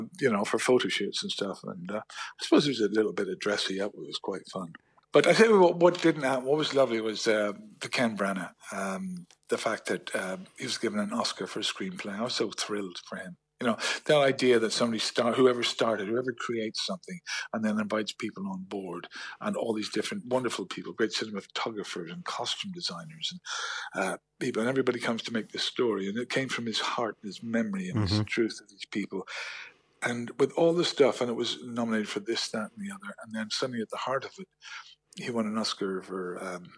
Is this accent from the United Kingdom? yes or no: yes; Belfast, Northern Ireland, United Kingdom; I'm from Belfast.